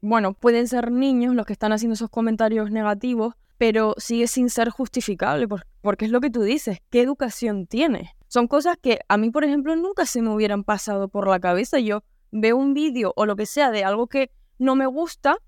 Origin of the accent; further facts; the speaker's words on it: Canary Islands, Spain; accent: Canarian; yo pues tengo el acento canario